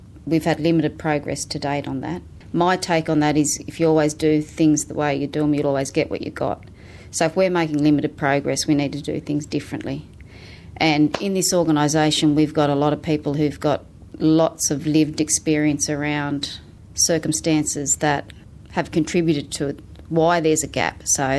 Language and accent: English; Moree, New South Wales, Australia; now in Newcastle, Australia; Moree. I'm a Moree girl. Been in Newcastle 15 years, but yeah, my mum and family are still in Moree, so I still visit regularly out that way.